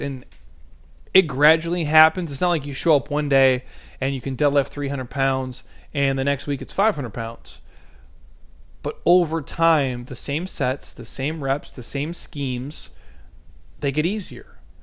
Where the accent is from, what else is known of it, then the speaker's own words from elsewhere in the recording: Midwest, United States; I'm from the Midwest.